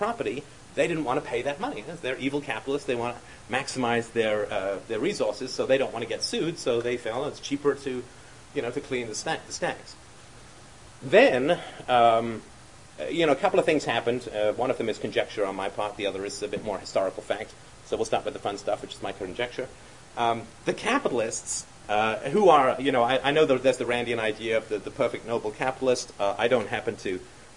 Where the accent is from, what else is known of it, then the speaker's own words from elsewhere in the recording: London, United Kingdom; I grew up in London